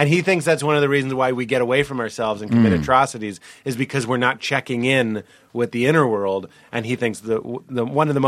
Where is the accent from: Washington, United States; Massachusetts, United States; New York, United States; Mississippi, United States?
Massachusetts, United States; Boston; I am from Boston.